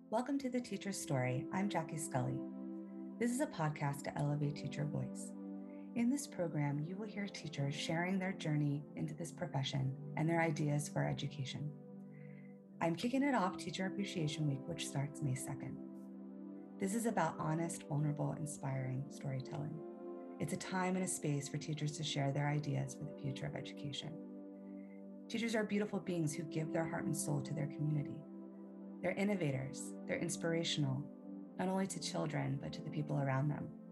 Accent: Pennsylvania, United States; moved away as an adult; also born or lived in Hawaii; I taught at a local high school in the area where I grew up in Pennsylvania

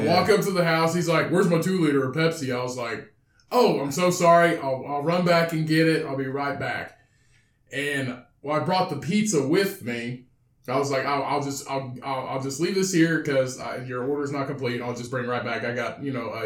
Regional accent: Bedford, Indiana, United States; also born or lived in Vincennes, Indiana; we're from Bedford

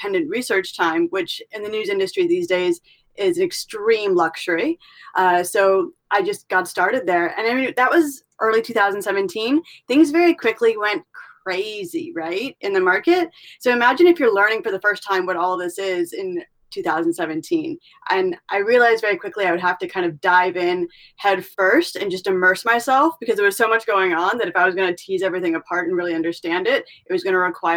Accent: California, United States; also born or lived in Middle East; I'm from California

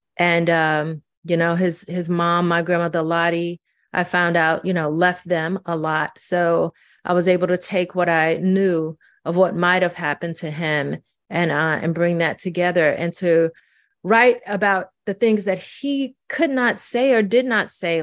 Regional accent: St. Louis, Missouri, United States; also born or lived in Mississippi; I was growing up in Saint Louis

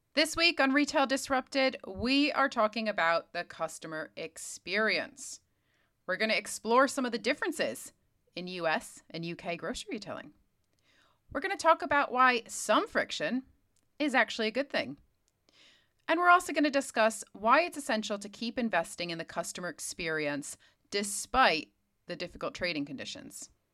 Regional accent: Connecticut, United States; moved away as an adult; now in London, United Kingdom; I've obviously lived over here in the U K for nearly twenty years now, but I grew up in Connecticut

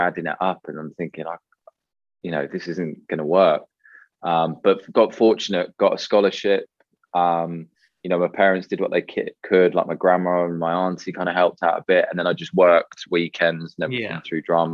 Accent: United Kingdom; I grew up just outside of London

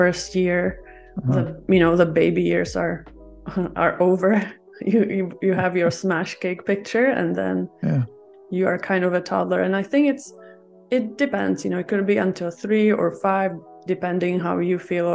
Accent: Czechia; moved away as an adult; now in Vancouver, Canada; I'm originally from Czech Republic, and my family is from Greece.

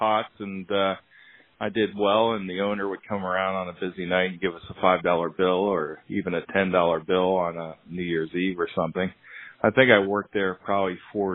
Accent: Hershey, Pennsylvania, United States; I grew up in Hershey, PA.

